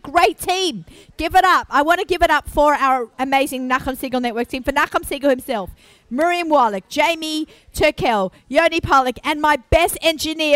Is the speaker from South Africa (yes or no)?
no; Australia; moved away as an adult; now in Five Towns, United States; I've only lived here 13 years and clearly I'm Australian